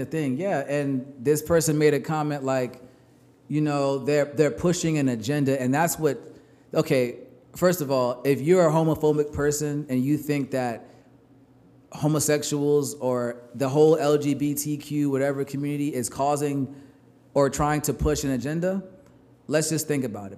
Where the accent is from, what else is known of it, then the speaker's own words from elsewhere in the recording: New York, United States; I'm from New York